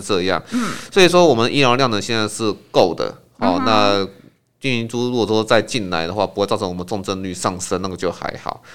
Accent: Taiwan; 我们台湾人

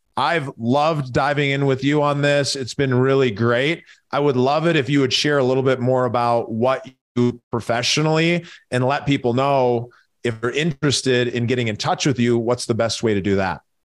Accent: Minneapolis, Minnesota, United States; I grew up in Minneapolis, so, uh, huge hockey town

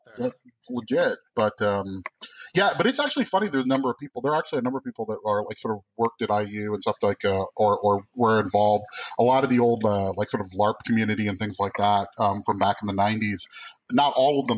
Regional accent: Iowa, United States; also born or lived in Bloomington, Indiana; now in Chicago, United States; growing up in Iowa

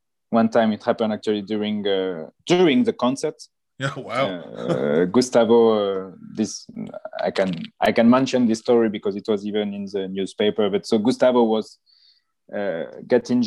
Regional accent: Nice, Provence-Alpes-Côte d'Azur, France; I come from Nice, and I love to walk on the Promenade des Anglais

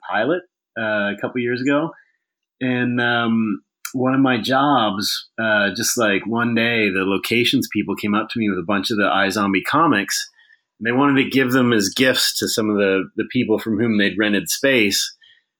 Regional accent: Ottawa, Ontario, Canada; also born or lived in British Columbia, Canada / Vancouver, Canada / Texas, United States; now in Los Angeles, United States; I'm from Ottawa originally

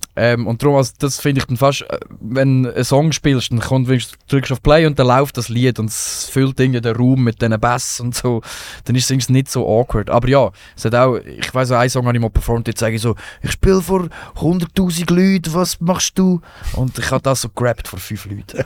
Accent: Rothenburg, Lucerne, Switzerland; ich bin nicht in Marseille aufgewachsen, ich bin in Rotenburg im Kanton Luzern, das ist ein angelöses Dorf.

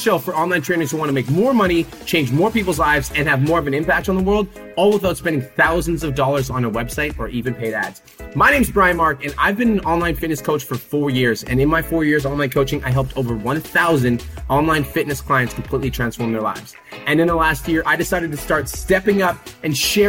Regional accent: Calgary, Alberta, Canada; moved away as an adult; right now I'm in Calgary, Alberta, which is actually my hometown. It's where I was born and raised

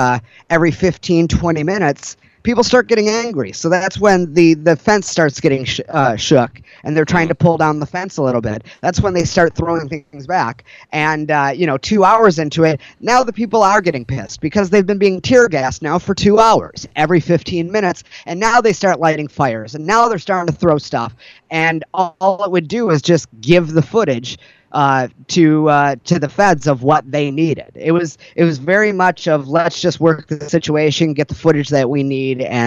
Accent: Detroit, Michigan, United States; now in Portland, United States; growing up in Detroit, I've dealt with police brutality

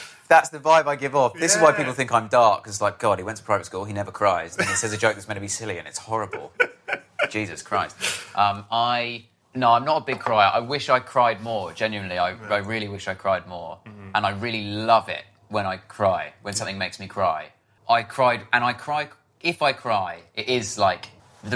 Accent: Harpenden, East of England, United Kingdom; I grew up in Harpenden in Hertfordshire.

